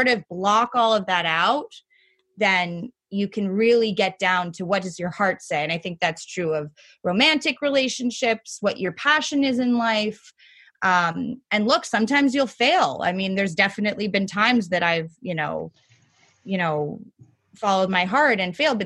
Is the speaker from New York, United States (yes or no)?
yes; New York City, New York, United States; growing up in New York City and going to private school